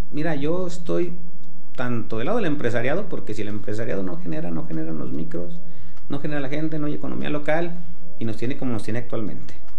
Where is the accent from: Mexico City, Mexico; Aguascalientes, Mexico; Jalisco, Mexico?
Aguascalientes, Mexico; Los que nacimos en Aguascalientes